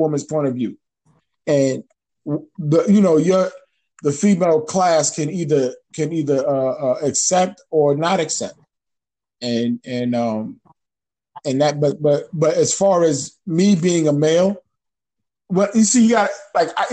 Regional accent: New York, United States; growing up in New York

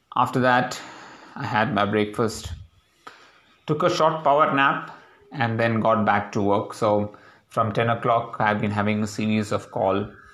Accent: India; now in Hyderabad, India; The pride of being an Indian is very important for us in our daily lives

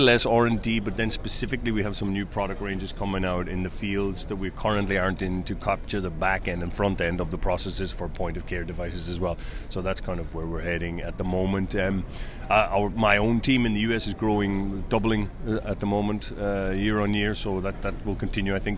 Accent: Ireland; moved away as an adult; also born or lived in Hungary / China; I'm originally from Ireland

